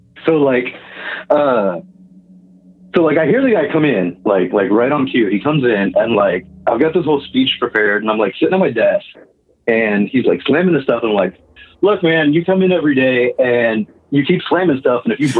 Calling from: Kansas, United States; I'm calling from Kansas.

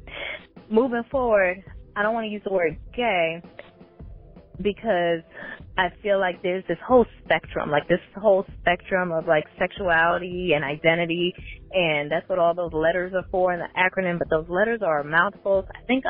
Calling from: Atlanta, Georgia, United States; So this is … I'm calling from Atlanta.

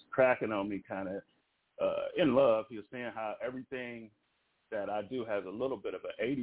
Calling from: Los Angeles, California, United States; I am calling from Los Angeles, California.

